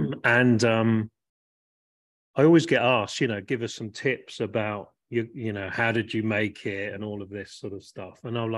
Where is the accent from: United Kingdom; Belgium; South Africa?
United Kingdom; Portsmouth, South East England; the number of my house where I was born in Portsmouth.